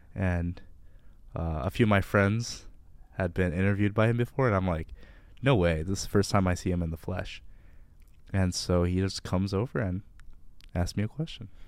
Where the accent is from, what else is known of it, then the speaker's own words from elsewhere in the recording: Livonia, Michigan, United States; I'm from Livonia, Michigan, which, if you don't know, is a soulless suburb of Detroit